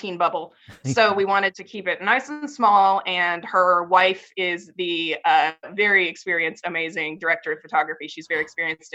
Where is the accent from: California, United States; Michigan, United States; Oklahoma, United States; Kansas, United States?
Oklahoma, United States; Norman; I grew up here in Norman